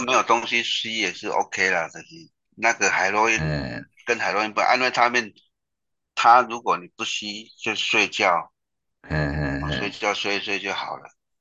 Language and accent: Chinese; Pingtung County, Taiwan; moved away as an adult; also born or lived in Kaohsiung; 我是屏东人啊，我们是屏东人嘛